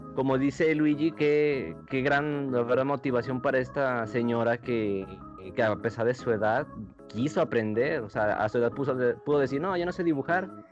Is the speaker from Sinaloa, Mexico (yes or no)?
no; Aguascalientes, Mexico; moved away as an adult; now in Mexico City, Mexico; aquí nosotros somos de Aguascalientes